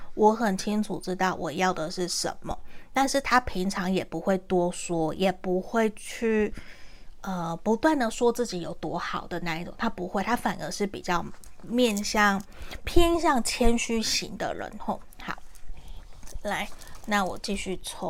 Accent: Taiwan; accent: Taiwanese Mandarin; 我刚刚是台湾国语

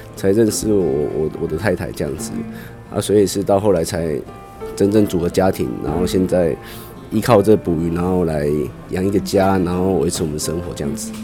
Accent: Toucheng, Yilan County, Taiwan; 我是民，民国七十二年出生，所以就已经生长在大溪这个地方

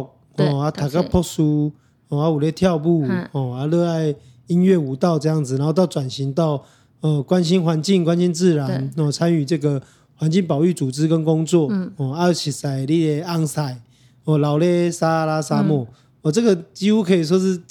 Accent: Taoyuan, Taiwan; 就算讲哦，连人桃园，因为我桃园人嘛，嗯，桃园的观音有一个草踏沙丘

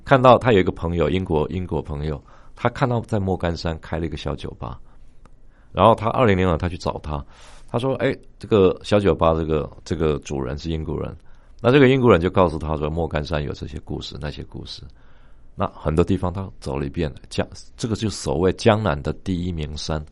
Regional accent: Taiwan; 我们台湾人

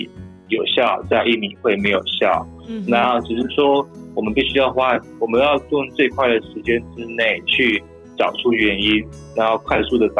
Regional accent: Taiwan; now in Indonesia; 我们公司就是我是台湾人嘛，我是就是老板嘛，然后其他其实全部都是在地的团队啊。

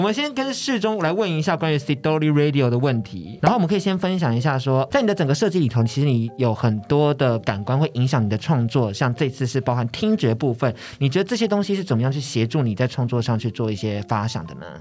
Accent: Taiwan; 我们家乡是这么有能量、这么有知识、这么有热情去执行内容

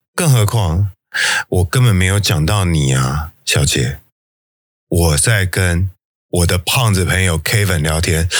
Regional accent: Taiwan; 我们台湾人

